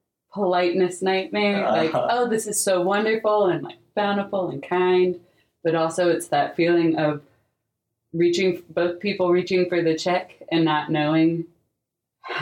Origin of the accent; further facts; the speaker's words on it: North Carolina, United States; I grew up in North Carolina to many generations of North Carolinians.